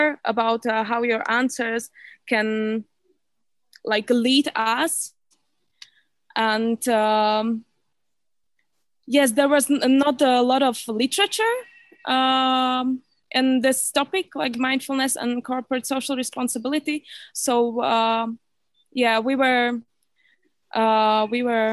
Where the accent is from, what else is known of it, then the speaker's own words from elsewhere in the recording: Slovakia; also born or lived in Copenhagen, Denmark; I'm from Slovakia